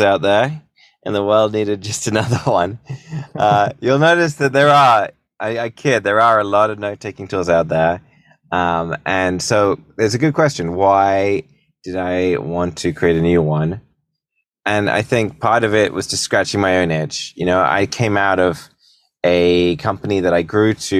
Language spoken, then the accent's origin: English; United Kingdom; moved away as an adult; also born or lived in San Francisco, United States; now in United States; So I'm a British entrepreneur. I've been making companies ever since I was a teenager. About 13 years ago, I moved to the States